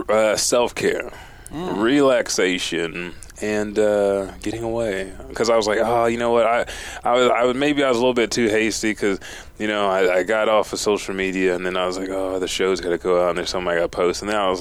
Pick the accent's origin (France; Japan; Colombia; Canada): Japan; because I'm from Japan myself. I've seen it.